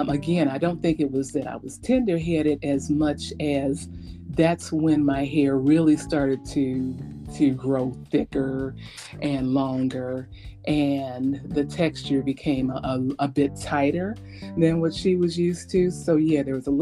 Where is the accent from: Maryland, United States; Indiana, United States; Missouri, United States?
Indiana, United States; Gary; growing up in Gary